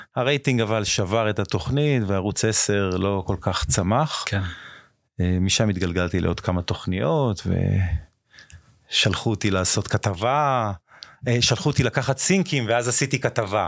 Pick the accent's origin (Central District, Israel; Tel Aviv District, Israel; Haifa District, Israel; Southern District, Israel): Southern District, Israel; Ashdod; also born or lived in Japan / India; מאשדוד, נולדתי באשדוד